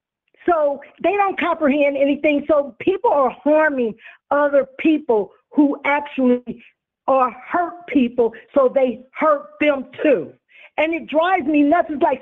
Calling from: California, United States; Hi, Tanya. This is … You know, I'm in California.

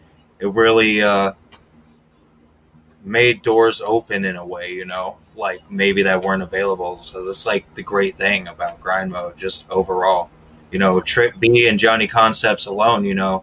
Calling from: Wisconsin, United States; Hi, I'm …, tuning in from nowhere, Wisconsin.

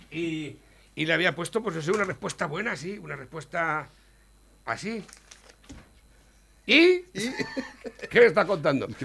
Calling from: Campillo de Altobuey, Castilla-La Mancha, Spain; Nosotros somos de Campillo de Altoboy, me encanta Campillo de Altoboy, y te escuchamos

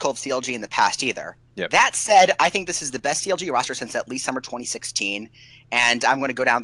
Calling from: Washington, District of Columbia, United States; Washington D.C., where there are almost zero esports events.

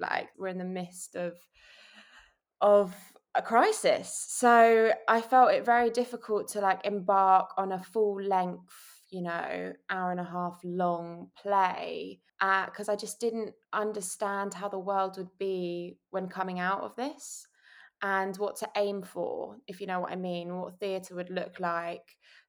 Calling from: London, United Kingdom; I'm joining you from Shepherd's Bush in London.

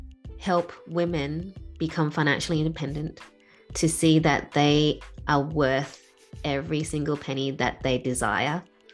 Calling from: Perth, Western Australia, Australia; I am joining you from Perth in Australia, so very far away from where you are.

